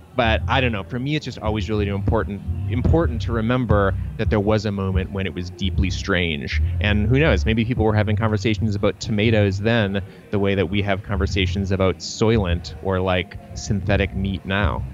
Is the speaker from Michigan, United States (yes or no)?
yes; Troy, Michigan, United States; I grew up in Troy, Michigan